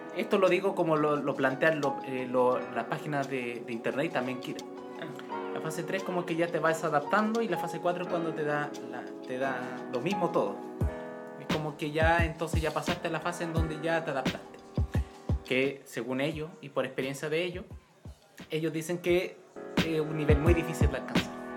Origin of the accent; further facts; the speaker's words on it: Chile; en mi país, en mi país natal, aquí, Chile